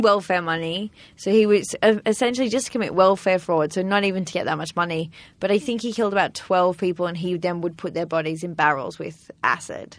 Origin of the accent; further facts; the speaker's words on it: Sydney, New South Wales, Australia; I'm from Sydney, Australia.